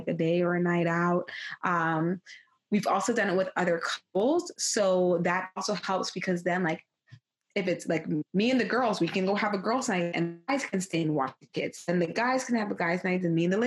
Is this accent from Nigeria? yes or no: no; Jamaica; I am Jamaican